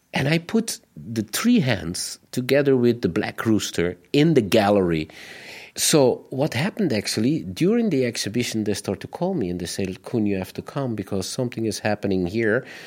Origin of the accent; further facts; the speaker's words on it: Belgium; we, as Belgians